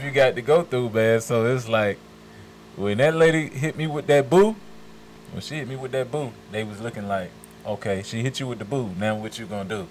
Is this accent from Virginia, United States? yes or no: yes; Richmond, Virginia, United States; also born or lived in Decatur, Georgia; now in Stone Mountain, United States; I'm from Richmond, Virginia. I was born in Richmond, Virginia.